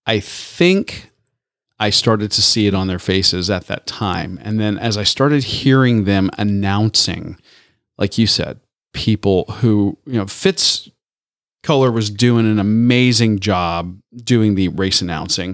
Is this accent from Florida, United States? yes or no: yes; Tampa, Florida, United States; where I grew up in Tampa.